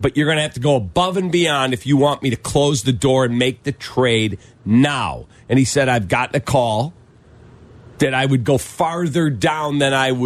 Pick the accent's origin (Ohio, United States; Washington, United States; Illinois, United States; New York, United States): Illinois, United States; Chicago